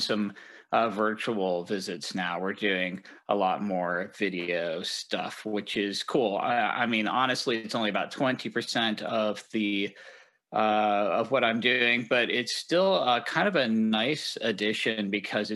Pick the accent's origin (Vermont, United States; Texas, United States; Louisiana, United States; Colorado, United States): Colorado, United States; Denver; also born or lived in East Coast / Washington / Southern California; now in Seattle, United States; I'm from Denver originally